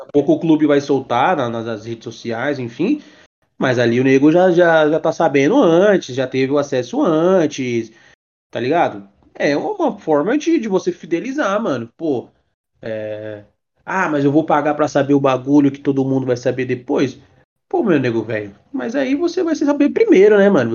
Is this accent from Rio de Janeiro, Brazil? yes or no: no; São Paulo, Brazil; Eu sou de São Paulo